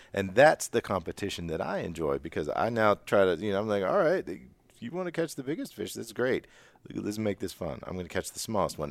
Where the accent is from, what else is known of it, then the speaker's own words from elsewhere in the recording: Western Pennsylvania, United States; I'm from Western P